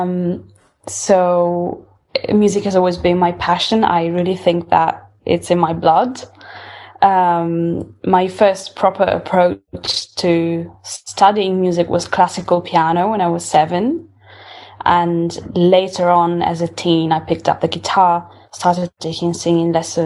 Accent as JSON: {"language": "English", "town": "Ferrara", "region": "Emilia-Romagna", "country": "Italy", "tie": "born or raised there", "moved": "as an adult", "lives_now": "London, United Kingdom", "said": "I was born in Italy and grew up there."}